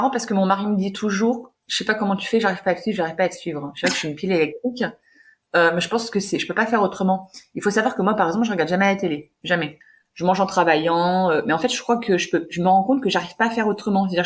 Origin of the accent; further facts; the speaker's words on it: Hauts-de-France, France; je suis d'origine du Nord